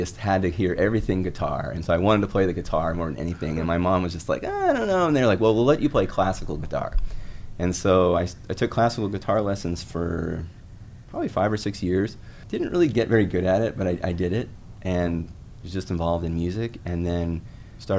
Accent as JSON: {"language": "English", "region": "Southeast Alaska", "country": "United States", "tie": "born or raised there", "also_born_or_lived": "Connecticut", "moved": "yes", "lives_now": "Mississippi, United States", "said": "I grew up in Southeast Alaska, which was a really exciting place to grow up as a kid"}